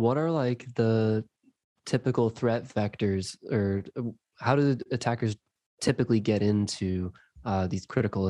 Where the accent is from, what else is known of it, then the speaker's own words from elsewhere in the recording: Bradenton, Florida, United States; my hometown in Bradenton, Florida